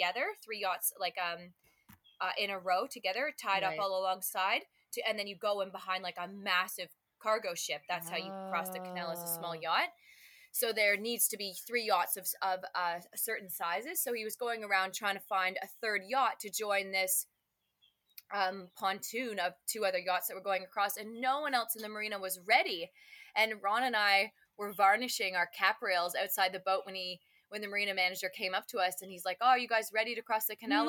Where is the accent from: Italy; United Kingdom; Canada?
Canada; moved away; as a Canadian